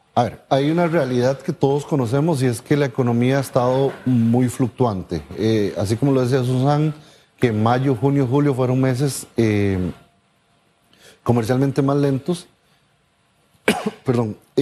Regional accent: Costa Rica; now in Panama; yo como costarricense

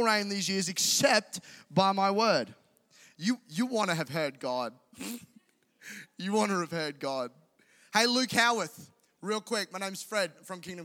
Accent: Caboolture, Queensland, Australia; I'm a guy from Caboolture who was raised by amazing parents

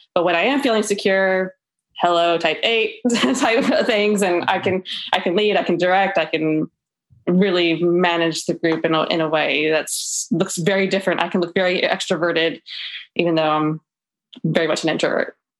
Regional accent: Tallahassee, Florida, United States; I'm from Tallahassee, Florida

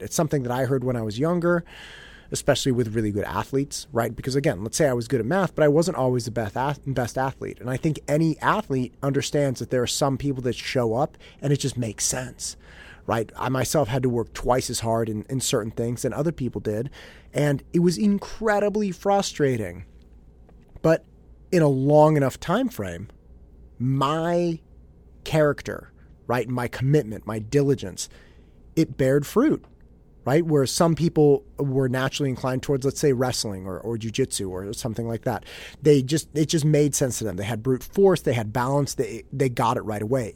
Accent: Concord, California, United States; now in Danville, United States; I didn't grow up in Danville. I grew up in Concord

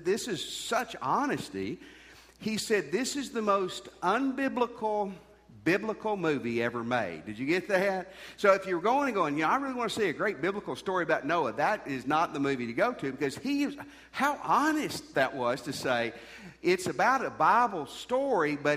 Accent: United States; I grew up near Kentucky

